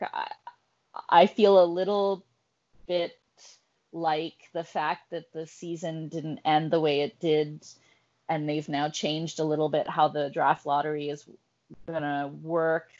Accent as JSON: {"language": "English", "town": "Ottawa", "region": "Ontario", "country": "Canada", "tie": "born or raised there", "said": "I grew up in Ottawa in the 80s"}